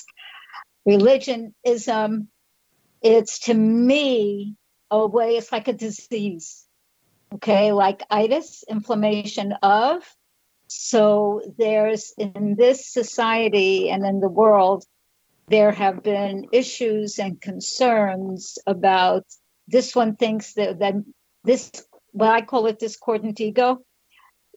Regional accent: New York, United States; moved away as an adult; now in Florida, United States; I'm from New York. I now live in Florida.

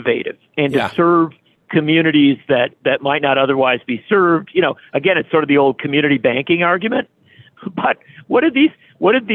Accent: Union Grove, Wisconsin, United States; I grew up in Union Grove, Wisconsin, a small town. I still live in Wisconsin

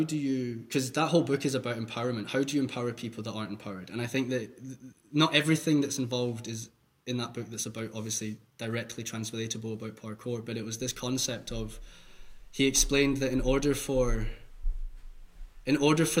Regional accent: Scotland, United Kingdom; moved away as an adult; now in Hamburg, Germany; I'm from Scotland and I sound really weird.

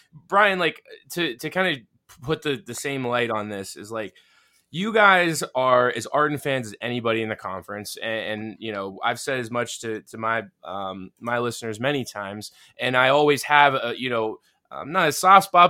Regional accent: Pittsburgh, Pennsylvania, United States; accent: Yinzer; a city like my hometown

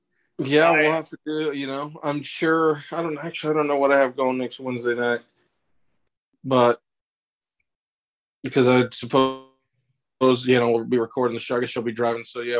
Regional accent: Oklahoma, United States; I said, no, I'm from Oklahoma.

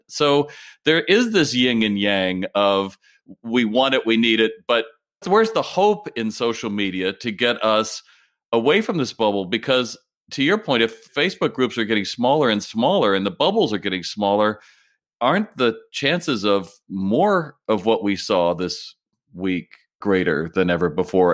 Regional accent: United States; as an American

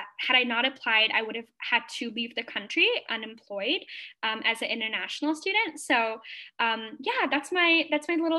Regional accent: Singapore; moved away as an adult; now in Atlanta, United States; I am a Singaporean Indian international student currently pursuing my master's in aerospace engineering at Georgia Tech in Atlanta, Georgia, in the United States

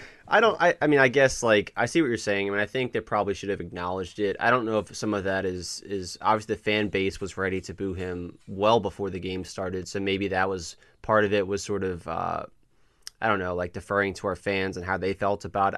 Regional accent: the South, United States; we grew up in the South.

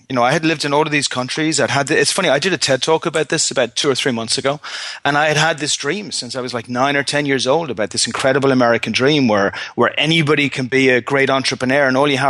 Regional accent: Ireland; Now, As an Irishman, if me or any of my friends were going into a fist fight with a 99% chance of losing, we probably, even us, with our optimism, probably would walk away from that fight.

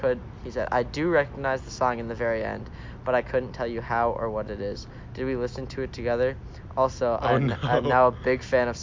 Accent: Minnesota, United States; I'm from Minnesota.

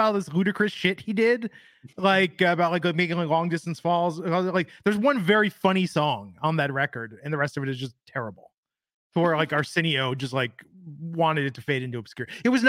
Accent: Ohio, United States; I was born in Ohio.

